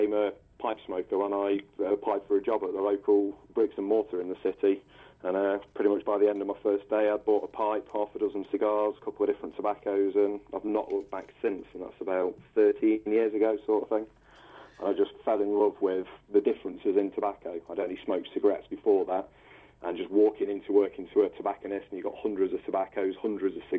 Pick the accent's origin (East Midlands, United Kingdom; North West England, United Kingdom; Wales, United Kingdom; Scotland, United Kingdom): East Midlands, United Kingdom; Nottingham; I'm from Nottingham. I'm born and raised in the city sort of thing. I grew up about 7 miles outside of the city on the edge of the countryside on the old coalfield.